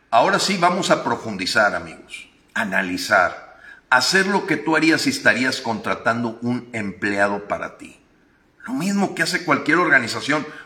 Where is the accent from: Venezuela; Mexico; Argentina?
Mexico; Hoy los mexicanos hemos decidido elegir, no solo votar.